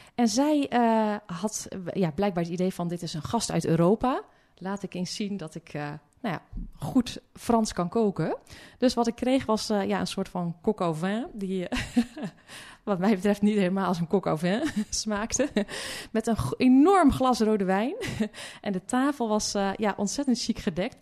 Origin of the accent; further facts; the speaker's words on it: Hulst, Zeeland, Netherlands; ik kom uit eh, Zeeuws-Vlaanderen